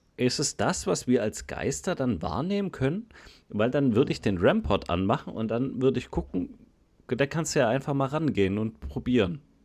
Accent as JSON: {"language": "German", "country": "Germany", "said": "bei uns in Deutschland"}